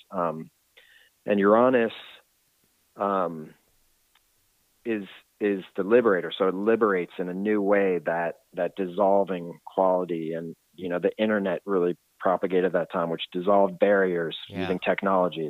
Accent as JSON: {"language": "English", "town": "Washington", "region": "District of Columbia", "country": "United States", "moved": "yes", "lives_now": "California, United States", "said": "I'm from Washington D.C. area, and I, I moved to California."}